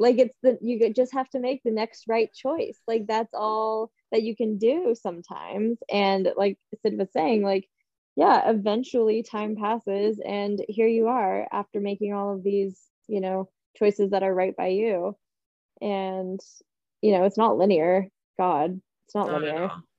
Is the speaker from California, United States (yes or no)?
yes; Santa Barbara, California, United States; growing up in Santa Barbara, as you guys know, it's a small community. Everybody knows everybody.